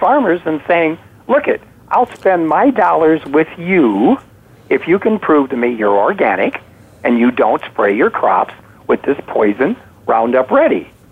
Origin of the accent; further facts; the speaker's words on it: outside of Chicago, Illinois, United States; When I was growing up outside of Chicago